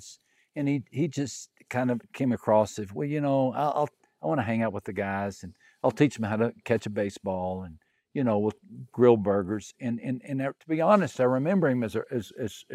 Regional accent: West Texas, United States; moved away as an adult; also born or lived in Brazil; I grew up in West Texas

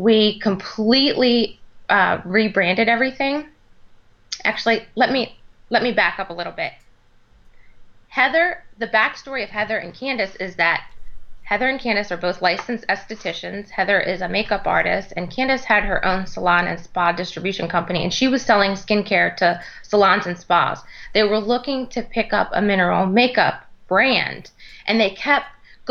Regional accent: Maryland, United States; moved away as an adult; also born or lived in Texas; I moved back to Maryland, which is my home state, in 2010

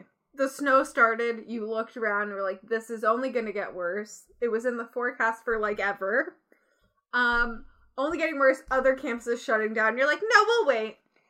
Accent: Canada; We're from Canada.

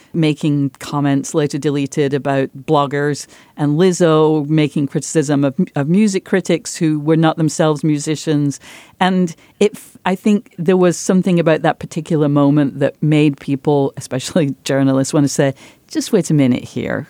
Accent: Yorkshire and the Humber, United Kingdom; moved away as an adult; where I grew up, my village once had the most productive pit in Europe

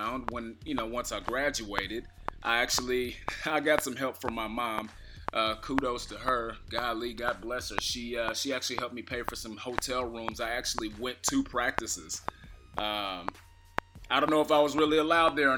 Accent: Kansas City, Missouri, United States; I'm from Kansas City

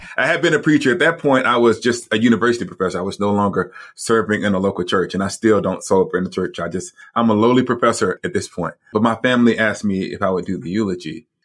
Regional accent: Alabama, United States; moved away as an adult; also born or lived in Rochester, New York; We're actually Southerners. We're from the South in Alabama

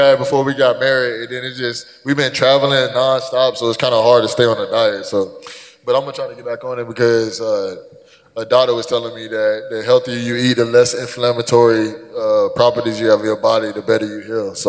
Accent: Fort Lauderdale, Florida, United States; also born or lived in Columbus; now in Pittsburgh, United States; I'm from Fort Lauderdale and I live in Columbus

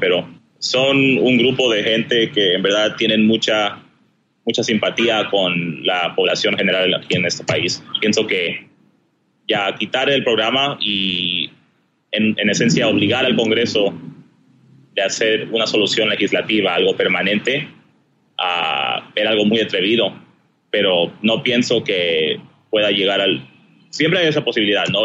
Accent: Southern California, United States; also born or lived in Chiclayo, Peru; nací en Perú y vine aquí a los Estados Unidos, al sur de California, cuando tenía seis años

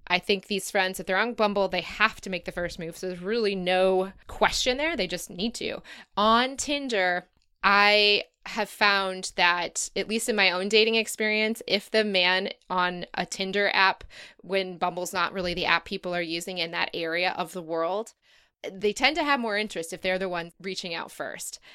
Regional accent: United States; moved away; as an American who's never seen anything like

